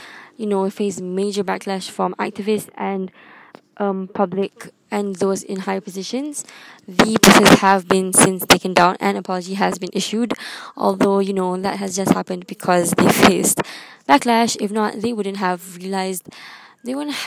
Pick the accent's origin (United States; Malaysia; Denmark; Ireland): Malaysia; I come from Malaysia